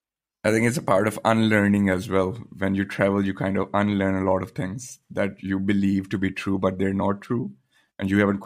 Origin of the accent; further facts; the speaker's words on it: Pakistan; moved away; me being growing up in Pakistan.